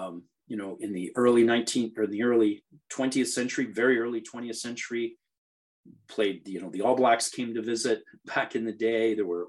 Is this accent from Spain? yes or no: no; Canada